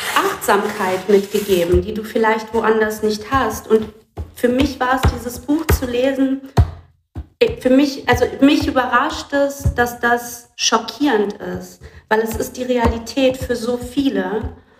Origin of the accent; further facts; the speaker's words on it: Brazil; moved away; Ich komme aus dem Land